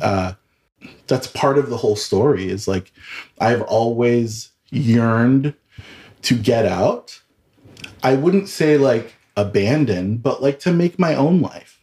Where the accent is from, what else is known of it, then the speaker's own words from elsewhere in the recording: Southern California, United States; moved away as an adult; also born or lived in Washington, D.C. / San Francisco; now in Denver, United States; I am originally from Southern California, born and raised